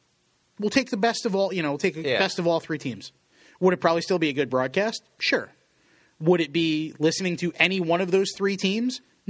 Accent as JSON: {"language": "English", "region": "Southern Connecticut", "country": "United States", "tie": "born or raised there", "said": "where I grew up in Southern Connecticut"}